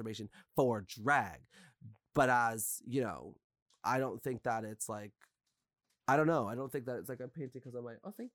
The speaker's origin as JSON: {"language": "English", "country": "Canada", "said": "I'm a Canadian person. My parents are Guyanese, but my ancestors are from India"}